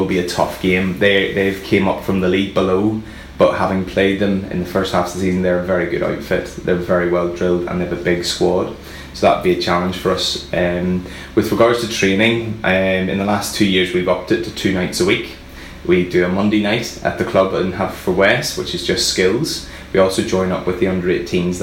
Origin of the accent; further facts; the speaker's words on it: Belfast, Northern Ireland, United Kingdom; moved away as an adult; also born or lived in Edinburgh; now in Pembrokeshire, United Kingdom; Well, I'm from Belfast originally